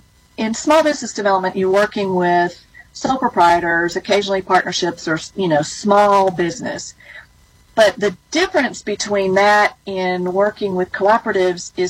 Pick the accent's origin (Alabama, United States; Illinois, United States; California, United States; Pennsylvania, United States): Alabama, United States; I grew up in Alabama, in the country, and we got our electricity from a rural electric cooperative.